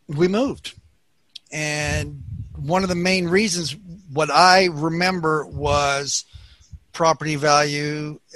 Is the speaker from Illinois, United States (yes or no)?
no; Southern California, United States; I was born here in Southern California and was the baby of the family